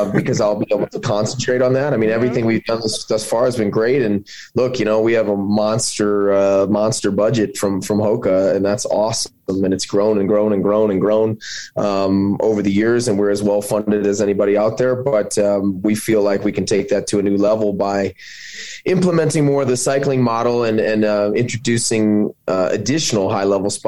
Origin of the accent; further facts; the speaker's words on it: St. Louis, Missouri, United States; moved away as an adult; also born or lived in Michigan; now in Flagstaff, United States; Moved back to St. Louis, Missouri, which is my hometown